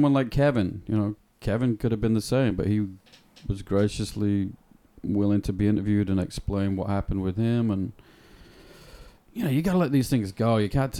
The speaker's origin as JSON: {"language": "English", "town": "Bradford", "region": "Yorkshire and the Humber", "country": "United Kingdom", "tie": "born or raised there", "moved": "yes", "said": "a band called … from my hometown in England."}